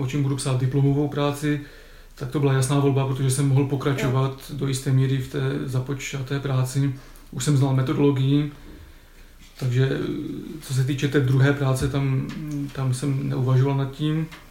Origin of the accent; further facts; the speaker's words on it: Ostrava, Moravian-Silesian Region, Czechia; also born or lived in Sopotnice; jsem z Ostravy, tak dojížděl jsem z domu tady na fakultu